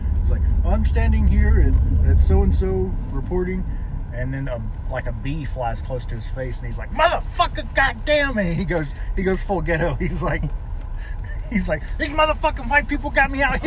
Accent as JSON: {"language": "English", "region": "the South", "country": "United States", "accent": "Southern redneck", "moved": "yes", "said": "my accent comes out when I go back home. It comes out pretty strong."}